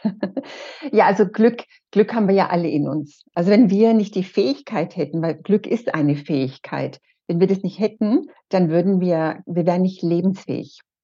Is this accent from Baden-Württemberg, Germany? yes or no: no; Erlangen, Bavaria, Germany; Ich komme aus Erlangen